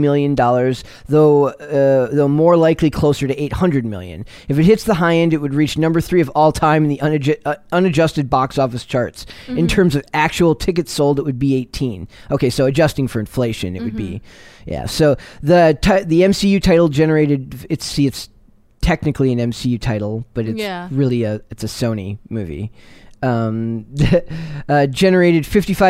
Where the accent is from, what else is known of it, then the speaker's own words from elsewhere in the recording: Minnesota, United States; moved away as an adult; now in East Coast, United States; my job as a lifelong Minnesota resident